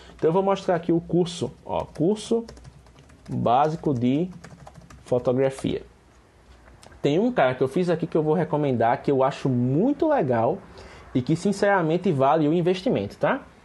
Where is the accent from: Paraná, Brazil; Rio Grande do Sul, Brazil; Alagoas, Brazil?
Alagoas, Brazil; Penedo; eu sou de Penedo, mas ambos somos de Alagoas